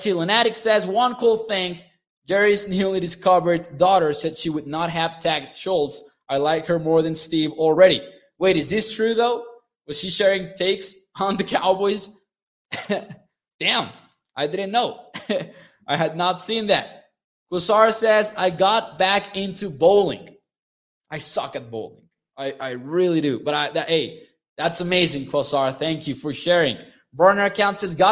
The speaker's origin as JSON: {"language": "English", "region": "Chihuahua", "country": "Mexico", "tie": "born or raised there", "said": "from where I live in Chihuahua, Mexico"}